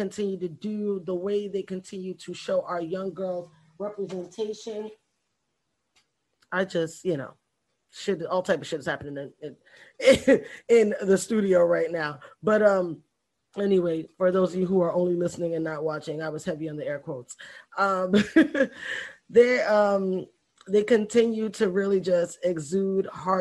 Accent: New York, United States; now in Florida, United States; I'm a New Yorker

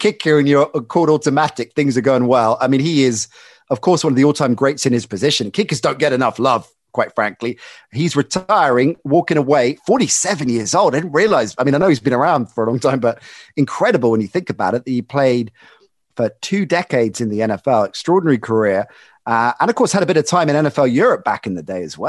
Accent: England, United Kingdom; being a kid growing up in England

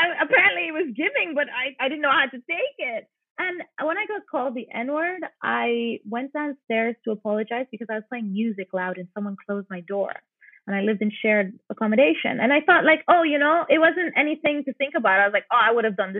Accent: St. Lucia; moved away; I'm from St. Lucia, which if people don't realize is a majority black society

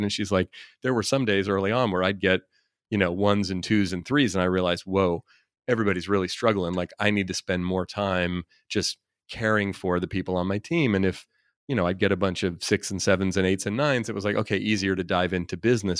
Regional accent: Oakland, California, United States; I grew up in Oakland, California, and very diverse environment

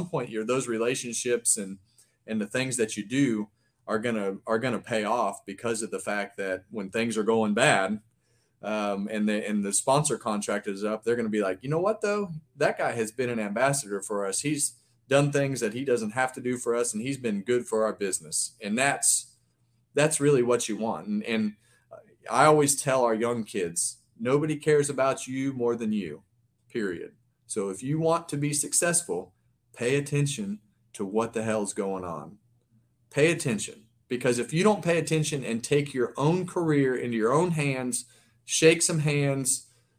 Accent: Bakersfield, California, United States; I grew up in Bakersfield at Mesa Marin

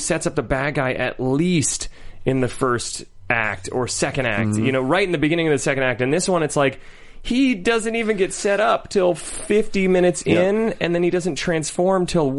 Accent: Akron, Ohio, United States; I grew up in Akron, Ohio.

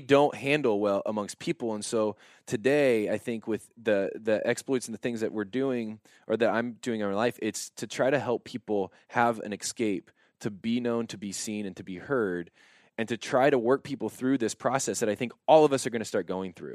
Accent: Warsaw, Indiana, United States; I grew up in Warsaw, Indiana

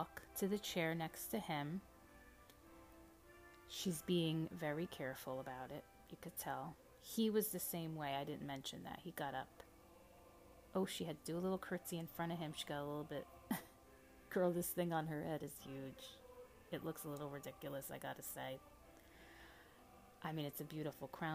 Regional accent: United States; As an American

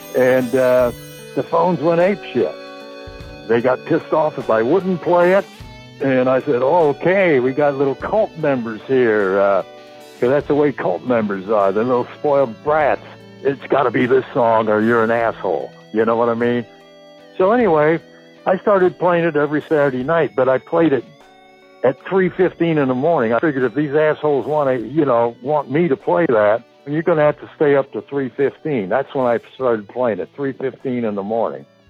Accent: San Fernando Valley, California, United States; moved away; also born or lived in Burbank, California / Indianapolis / Boston / Cleveland; I was born in Burbank. I grew up in the San Fernando Valley

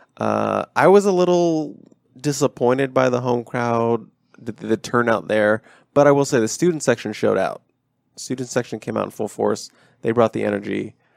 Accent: Maryland, United States; I was born in Maryland

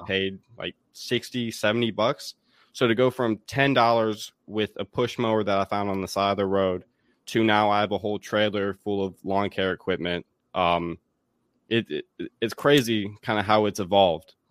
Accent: Raleigh, North Carolina, United States; moved away as an adult; also born or lived in Davis and Elkins College, West Virginia; now in Washington, D.C., United States; I'm from Raleigh, North Carolina

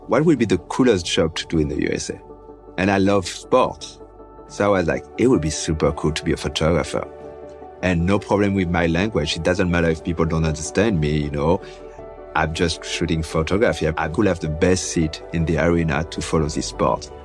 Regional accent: Tours, Centre-Val de Loire, France; now in United States; I was born in France

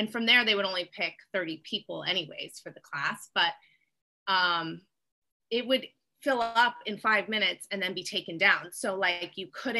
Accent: Tampa, Florida, United States; moved away as an adult; now in Hawaii, United States; I'm from Tampa, Florida

